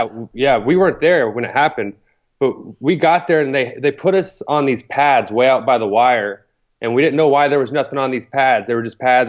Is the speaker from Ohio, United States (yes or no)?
no; Thorndale, Texas, United States; moved away as an adult; I grew up in a small Texas town